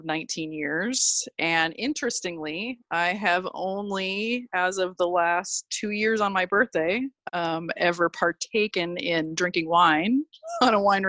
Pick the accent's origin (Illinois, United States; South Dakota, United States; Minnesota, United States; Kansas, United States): Minnesota, United States; now in California, United States; growing up in Minnesota